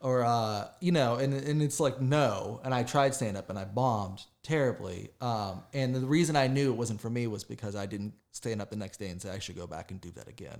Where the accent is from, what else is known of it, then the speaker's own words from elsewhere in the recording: West Virginia, United States; moved away as an adult; now in Charlotte, United States; I grew up in the west, the side of West Virginia, uh, beside Pittsburgh